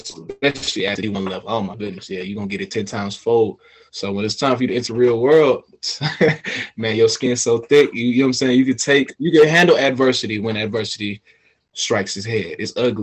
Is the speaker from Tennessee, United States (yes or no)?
no; Atlanta, Georgia, United States; also born or lived in Smyrna, Georgia / Beijing, China; born and raised in Atlanta, Georgia.